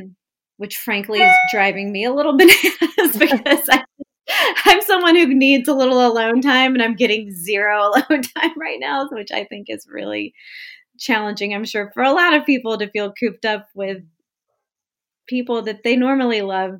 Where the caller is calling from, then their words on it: Westport, Connecticut, United States; Hi, I'm joining you from Westport, Connecticut, and I'm fine.